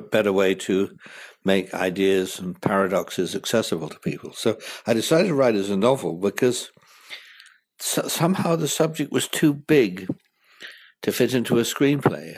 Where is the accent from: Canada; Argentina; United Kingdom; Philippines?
United Kingdom; moved away as an adult; now in United States; as a Brit coming here